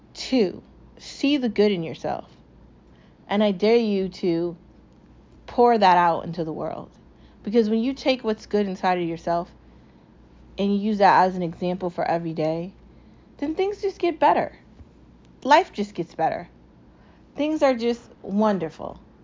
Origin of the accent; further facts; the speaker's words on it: United States; I'm American